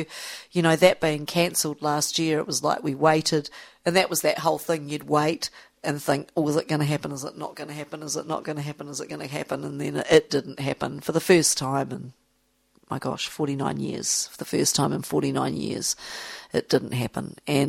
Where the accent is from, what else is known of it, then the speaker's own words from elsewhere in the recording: Australia; you need, as an Australian, you need to go there once in your life and actually be part of that.